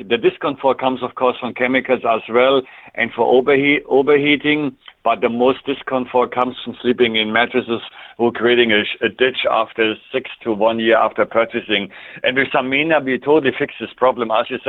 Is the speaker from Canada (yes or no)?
yes; Canada; It's similar in my home country, Canada, where we're using maple syrup in the winter time